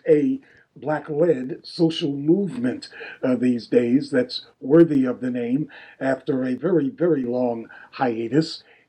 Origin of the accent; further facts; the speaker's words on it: Jersey City, New Jersey, United States; my hometown of Jersey City